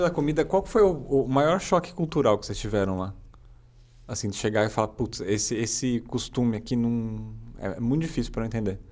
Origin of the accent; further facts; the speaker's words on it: Guarulhos, São Paulo, Brazil; also born or lived in Osasco; Eu nasci em Guarulhos e morei em Osasco